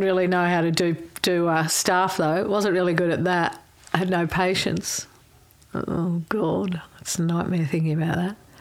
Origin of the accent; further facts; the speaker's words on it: Melbourne, Victoria, Australia; also born or lived in Brighton, Victoria; I went to um, Sandringham State School first. I lived in Sandringham. Family home was Sandringham, Bluff Road.